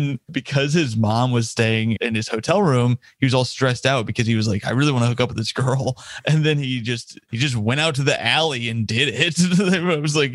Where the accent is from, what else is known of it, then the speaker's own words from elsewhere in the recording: Indiana, United States; I'm from Indiana